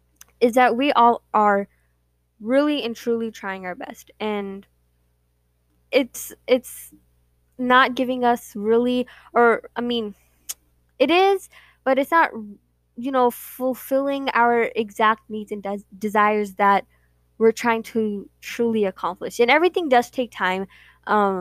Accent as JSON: {"language": "English", "country": "United States", "tie": "born or raised there", "said": "We are born and raised here, and that is one thing that our parents really pride themselves in, is that they have kids that are born and raised in America"}